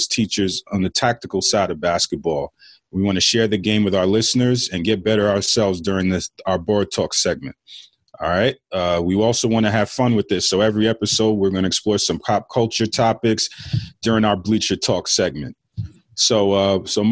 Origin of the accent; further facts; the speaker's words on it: New York City, New York, United States; I'm a Queens guy myself.